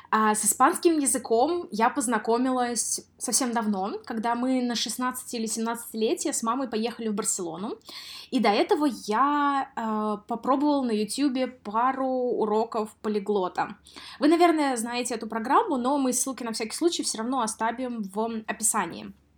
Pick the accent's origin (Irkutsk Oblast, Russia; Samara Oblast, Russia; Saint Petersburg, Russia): Samara Oblast, Russia; Samara; moved away; в городе Самара, в своём городе